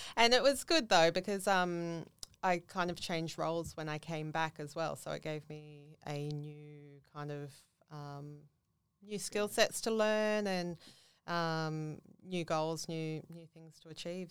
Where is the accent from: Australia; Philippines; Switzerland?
Australia; Central Coast, New South Wales; moved away as an adult; now in Gold Coast, Australia; I grew up on the Central Coast